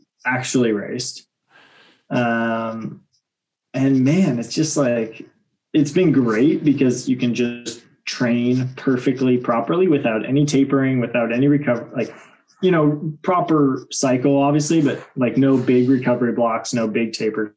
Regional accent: Portland, Oregon, United States; I grew up in Portland

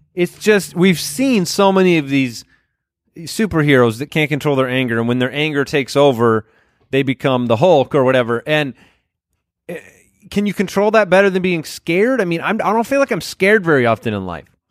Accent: Arizona, United States; we grew up in Arizona where it was one hundred twenty degrees outside

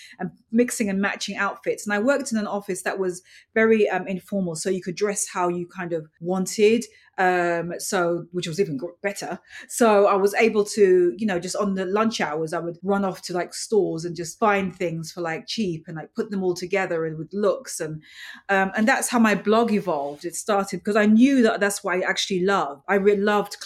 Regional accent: London, United Kingdom; moved away as an adult; now in New York, United States; When I grew up later on in London and then moving to New York

